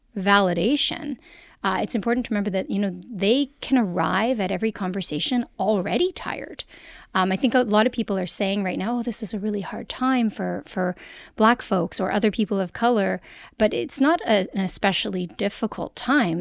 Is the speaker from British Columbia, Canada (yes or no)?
no; Toronto, Ontario, Canada; I'm Canadian. No, no, no. Where are you from? Toronto